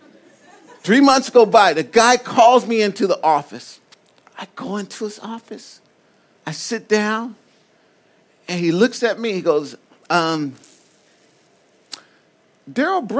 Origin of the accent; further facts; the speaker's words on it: Compton, California, United States; I'm from Compton